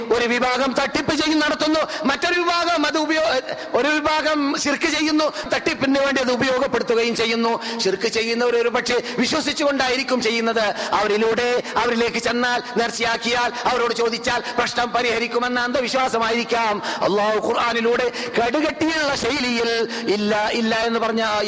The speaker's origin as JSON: {"language": "Malayalam", "region": "Kerala", "country": "India", "moved": "as an adult", "lives_now": "Medina, Saudi Arabia"}